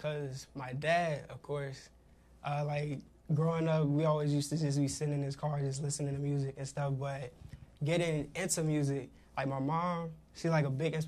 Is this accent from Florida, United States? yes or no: no; Washington, District of Columbia, United States; now in Winchester, United States; I was born in Southeast D.C. My family, last place that we lived before moving to Virginia, we came from Fort Washington, Maryland.